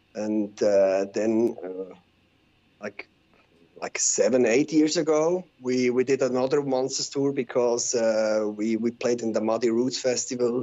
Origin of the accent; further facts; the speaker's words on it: Switzerland; first language Swiss German; English is a second language; I'm from Switzerland.